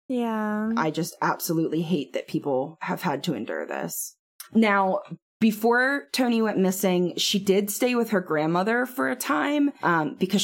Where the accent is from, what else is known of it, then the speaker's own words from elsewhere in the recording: Pennsylvania, United States; a lot of small towns in PA. I mean, like the town I grew up